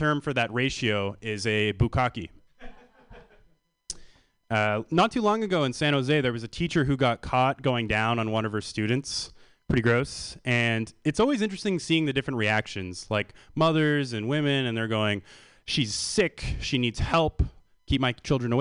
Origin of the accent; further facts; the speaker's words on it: Canada; So I come from Canada.